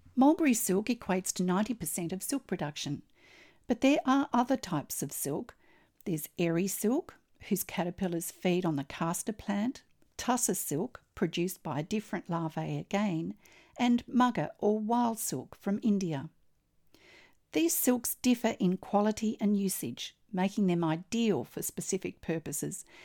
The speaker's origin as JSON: {"language": "English", "country": "Australia", "said": "I'm an Australian textile artist"}